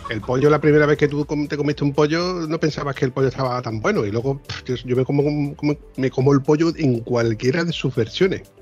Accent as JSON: {"language": "Spanish", "region": "Andalusia", "country": "Spain", "said": "Yo he dicho un puchero porque, como andaluz que soy, es la comida típica de aquí"}